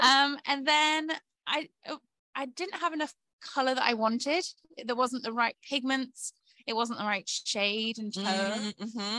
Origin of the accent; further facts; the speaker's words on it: Yorkshire and the Humber, United Kingdom; you may notice my weird accent because I'm from Yorkshire in the UK. So I've traveled, I think it's nearly 3,000 miles to Fiber Flock Festival.